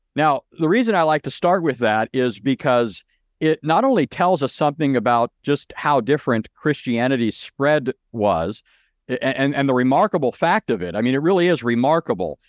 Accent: Southern California, United States; I grew up in Southern California

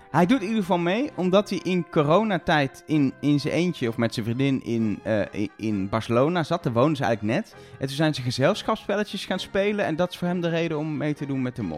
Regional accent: Netherlands; zijn Nederlanders, we hebben ook een raar accent

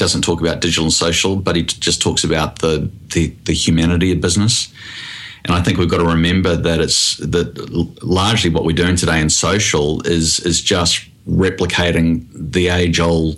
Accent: New Zealand; now in Australia; I am from New Zealand originally

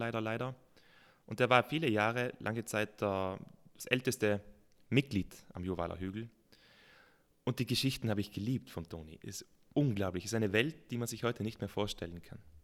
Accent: South Tyrol, Trentino-Alto Adige, Italy; Natürlich bin ich in Südtirol aufgewachsen

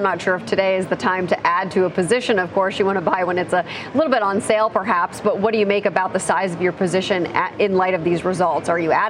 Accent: Dayton, Ohio, United States; I grew up in Dayton, Ohio. There's an Air Force base there

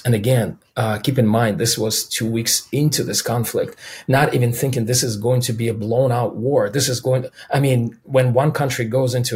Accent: Minsk, Belarus; first language Russian; English is a second language; now in United States; being a kid growing up in Minsk and Belarus

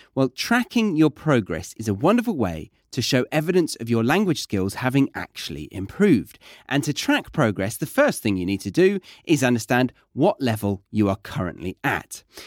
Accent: Surrey, South East England, United Kingdom; I grew up in a very white area. I think I have statistics. In Surrey

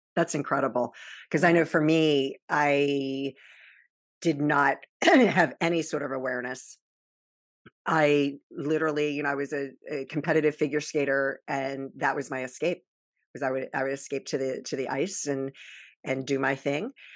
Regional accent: Baltimore, Maryland, United States; born or raised there; also born or lived in Virginia Beach, Virginia

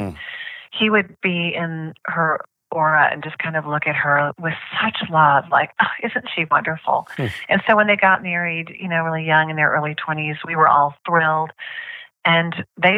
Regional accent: Oklahoma City, Oklahoma, United States; I grew up in Oklahoma City, Oklahoma

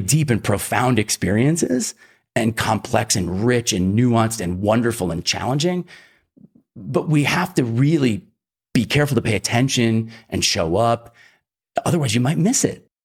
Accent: Philadelphia, Pennsylvania, United States; also born or lived in Iowa; I was raised in the Northeast. Um, my folks divorced when I was about ten and we moved to, uh, suburban Philly

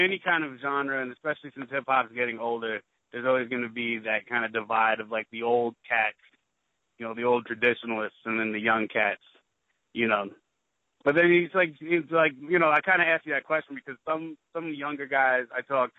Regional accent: New York City, New York, United States; I'm from the Bronx

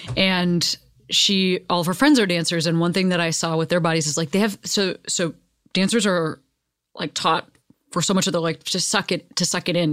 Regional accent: Midwest, United States; now in Los Angeles, United States; growing up in the Midwest

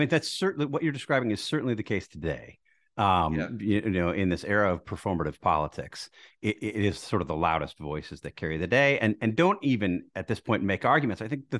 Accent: Milwaukee, Wisconsin, United States; I grew up in Milwaukee.

